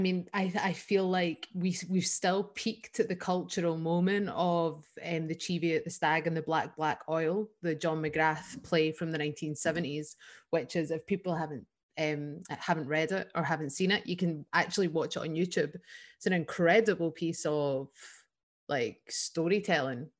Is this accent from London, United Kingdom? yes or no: no; Scotland, United Kingdom; as Scottish people.